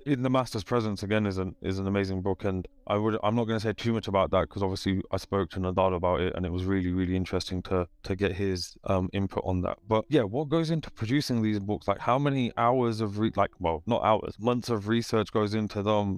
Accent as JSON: {"language": "English", "country": "United Kingdom", "tie": "born or raised there", "said": "dad was born in Kenya and then came over in the seventies with, uh, my grandma, and then, uh, we're all born here"}